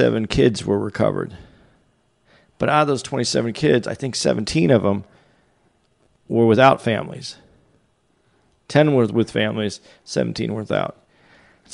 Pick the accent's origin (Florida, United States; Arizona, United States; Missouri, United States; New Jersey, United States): Arizona, United States; I'm from Arizona